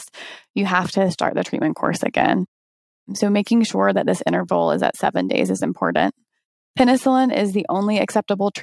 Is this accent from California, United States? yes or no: no; Chattanooga, Tennessee, United States; my hometown as well, Chattanooga